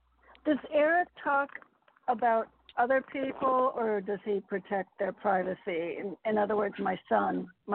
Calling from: Connecticut, United States; … from Connecticut.

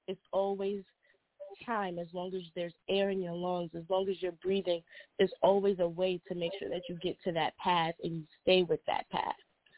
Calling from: Delaware, United States; I'm calling from Delaware.

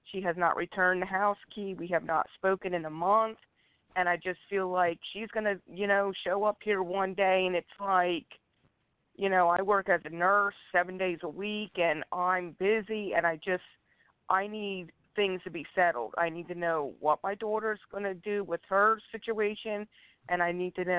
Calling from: Pennsylvania, United States; I'm calling from Pennsylvania.

